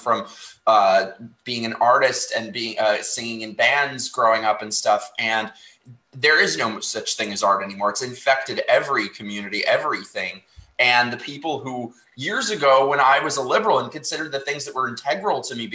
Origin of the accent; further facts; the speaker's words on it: New York, United States; I'm from New York